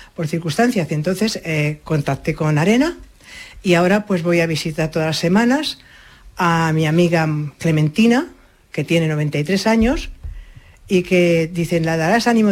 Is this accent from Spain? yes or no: yes; Madrid, Community of Madrid, Spain; moved away as an adult; now in Málaga, Spain; yo nací en Madrid